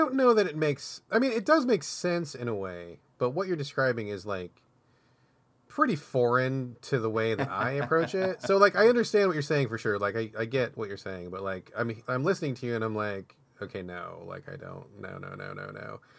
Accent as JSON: {"language": "English", "region": "Washington", "country": "United States", "tie": "born or raised there", "said": "when I was growing up, I grew up outside of Seattle, not in Seattle, but outside, in a somewhat rural area of Washington."}